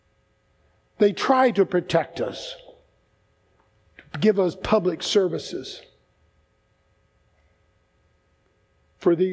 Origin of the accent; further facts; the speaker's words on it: United States; I'm an American